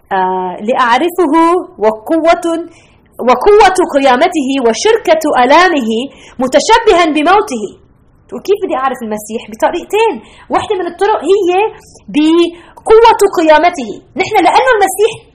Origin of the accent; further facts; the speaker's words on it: Lebanon; now in Chicago, United States; انا ربيت بلبنان